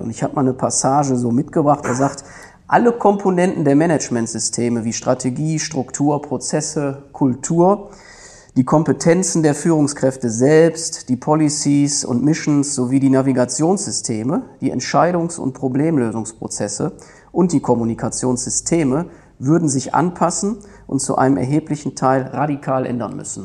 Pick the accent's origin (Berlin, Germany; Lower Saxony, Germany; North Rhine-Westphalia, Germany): North Rhine-Westphalia, Germany; Duisburg; ich komme aus Duisburg weg, so könnte man das sagen. Ne? Bin ein Kind der Stadt, bin ein Kind des Ruhrgebiets, habe immer da gelebt und gewohnt